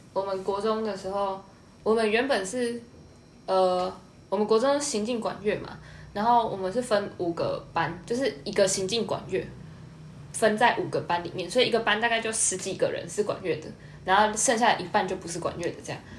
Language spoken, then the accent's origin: Chinese; Nantou County, Taiwan; 我是南投的乡下嘛